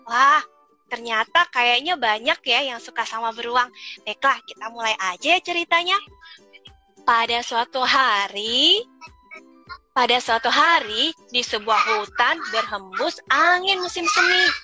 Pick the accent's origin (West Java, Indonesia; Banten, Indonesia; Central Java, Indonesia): Banten, Indonesia; Tangerang